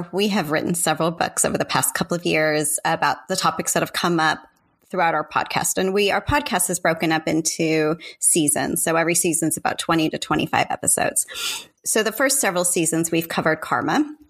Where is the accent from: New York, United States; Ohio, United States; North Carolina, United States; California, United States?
California, United States; San Diego; moved away; thank you so much for having me. I'm really happy to be here with you, especially because you're in my hometown.